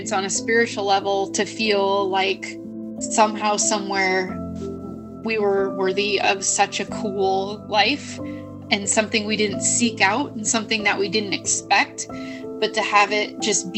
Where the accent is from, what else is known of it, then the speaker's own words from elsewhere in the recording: Southern California, United States; I was born and raised in Southern California.